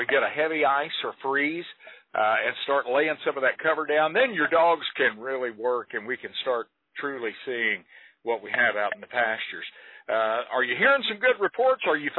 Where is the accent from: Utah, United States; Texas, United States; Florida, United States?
Texas, United States; now in Wise County, United States; You know, we're Texas boys. I grew up in Palo Pinto County.